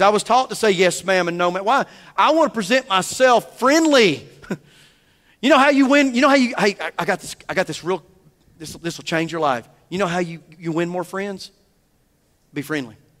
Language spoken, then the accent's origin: English; the South, United States; I'm a Southerner